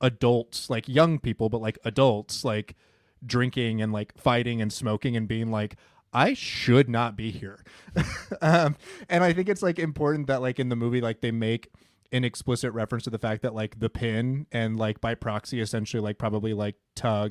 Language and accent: English; Midwest, United States; I grew up like in the Midwest, like in a suburb